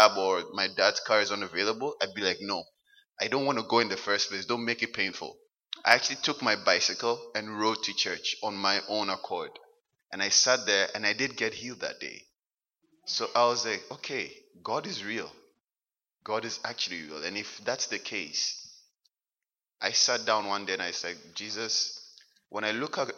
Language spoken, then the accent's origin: English; Ghana; moved away as an adult; now in Halifax, Canada; I was born and raised in Ghana.